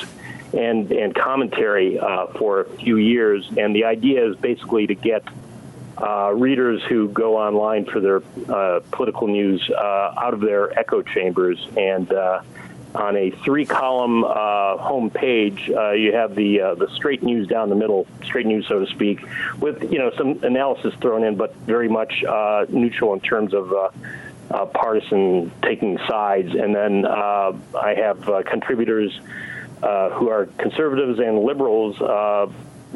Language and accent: English; Milwaukee, Wisconsin, United States; moved away; also born or lived in San Diego; growing up in the Milwaukee area as a kid